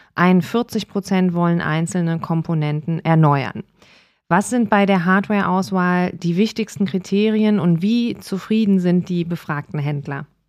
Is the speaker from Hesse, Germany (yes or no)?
no; Cologne, North Rhine-Westphalia, Germany; Ich komme aus Nippes